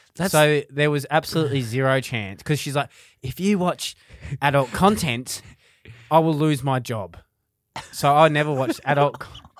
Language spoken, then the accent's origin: English; Ballarat, Victoria, Australia; moved away; we're from Ballarat originally.